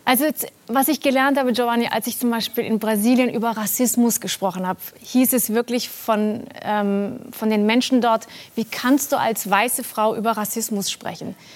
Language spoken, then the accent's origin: German; Baden-Württemberg, Germany; Also ein Freund von mir meinte, ah übrigens, wir machen in deinem Land Urlaub. Ich dachte, ich wusste natürlich. In Baden-Württemberg.